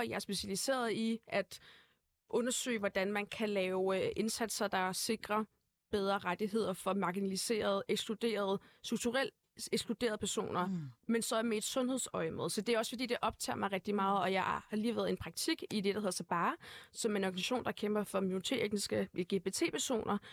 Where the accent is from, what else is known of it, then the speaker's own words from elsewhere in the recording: Brøndby, Capital Region of Denmark, Denmark; also born or lived in Uganda; Jeg født og opvokset i Brøndby Vester